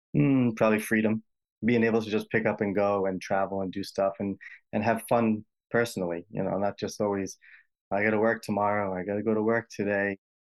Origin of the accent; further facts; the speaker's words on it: Rhode Island, United States; accent: Rhode Island, distinct in the middle accent; I'm, I'm from Rhode Island